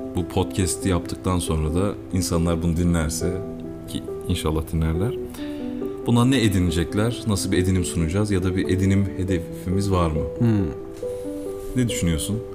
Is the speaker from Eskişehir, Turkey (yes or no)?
yes; Eskişehir, Turkey; also born or lived in Istanbul / Barcelona